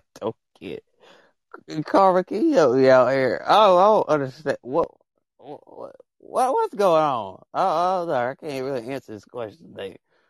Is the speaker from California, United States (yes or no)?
no; Alabama, United States; a little state called Alabama has basically where I'm from, the United States